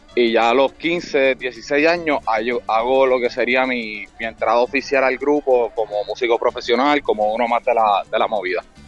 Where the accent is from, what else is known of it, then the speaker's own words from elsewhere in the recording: Puerto Rico; yo estoy reafirmándome como puertorriqueño y reafirmando la identidad de mi país